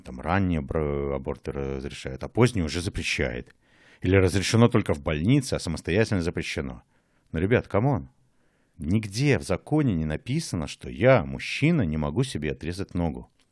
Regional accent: Mogilev, Mogilev Region, Belarus; moved away as an adult; now in Berlin, Germany; Я уехал из Республики Беларусь сразу после выборов самого первого президента Республики Беларусь и живу в Берлине уже дольше, чем жил в Могилеве.

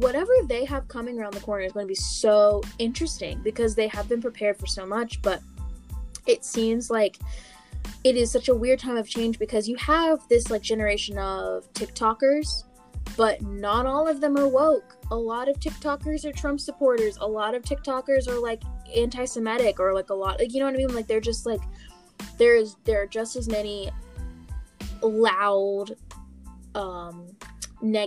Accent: Blacksburg, Virginia, United States; I grew up in Blacksburg, Virginia

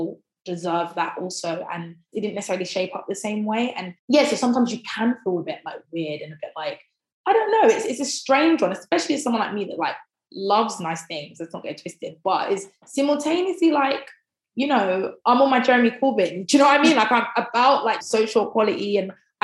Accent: Croydon, London, United Kingdom; also born or lived in Thornton Heath; I grew up in West Croydon and I live in Thornton Heath now.

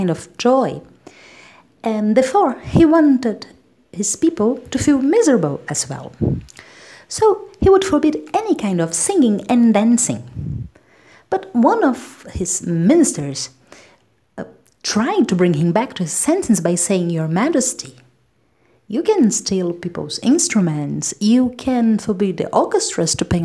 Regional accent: Brazil; I'm a Brazilian independent singer and songwriter

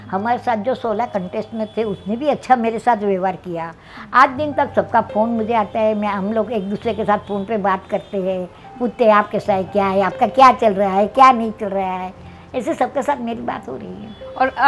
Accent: Gujarat, India; और हम तो गुजराती लोग गए रहे तो हमें तो जो हमारा पुरानी रेसिपी है वही

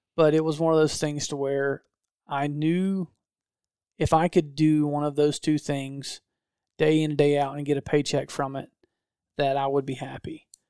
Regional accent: Georgia, United States; I'm a redneck from Georgia

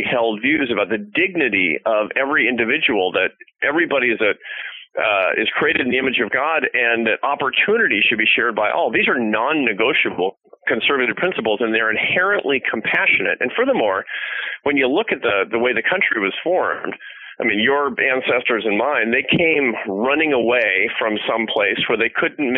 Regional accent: Seattle, Washington, United States; I grew up in Seattle in a liberal home

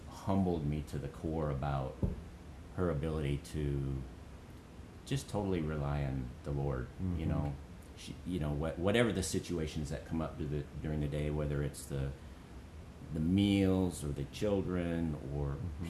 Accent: Charles City, Iowa, United States; I grew up in Charles City, and uh, went to school at Northern Iowa.

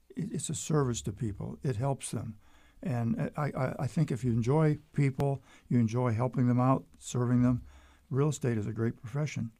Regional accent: Erie, Pennsylvania, United States; moved away as an adult; now in Lynchburg, United States; I was from western Pennsylvania

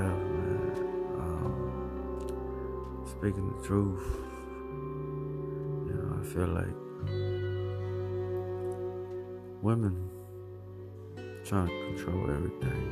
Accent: United States; my parents came from El Salvador to the United States. And, thank my parents, I was born in the United States

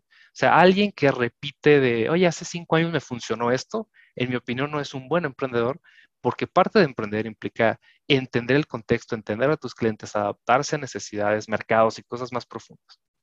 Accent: Mexico; nosotros somos de México

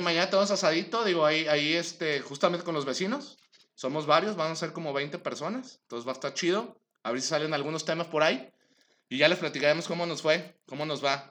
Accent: Mexico; tenemos como mexicanos

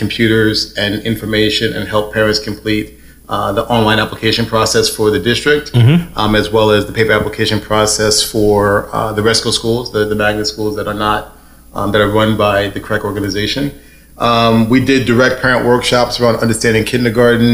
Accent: New York City, New York, United States; moved away as an adult; now in Connecticut, United States; I'm from New York City, born and raised in Harlem

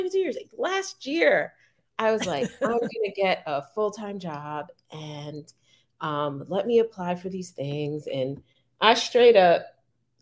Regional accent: New York, United States; also born or lived in Delaware; I'm just a New Yorker

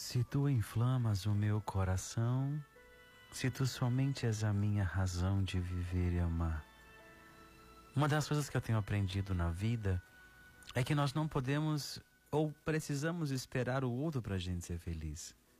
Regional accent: Ceará, Brazil; no interior do nosso Ceará

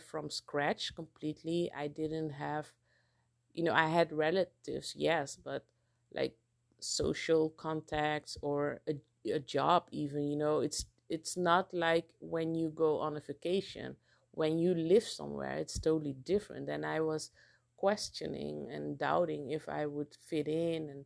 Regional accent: Netherlands; moved away as an adult; now in Curaçao; growing up in Holland

